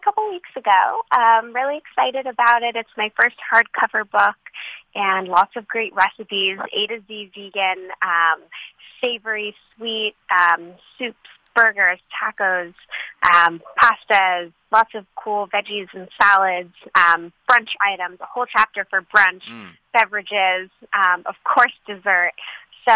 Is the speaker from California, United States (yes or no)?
yes; Santa Monica, California, United States; I grew up in Los Angeles